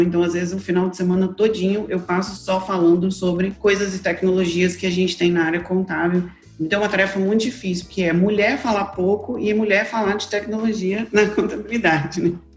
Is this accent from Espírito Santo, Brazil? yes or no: yes; Espírito Santo, Brazil; eu sou aqui do Espírito Santo